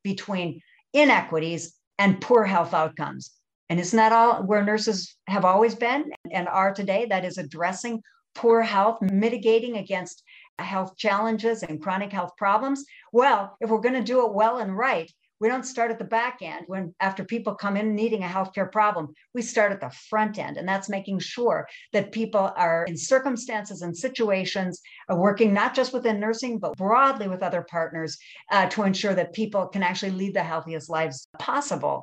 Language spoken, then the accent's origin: English; rural North Dakota, United States; moved away; Coming out of rural North Dakota, I saw the difference that people would have in terms of access to healthcare from my small rural communities to urban areas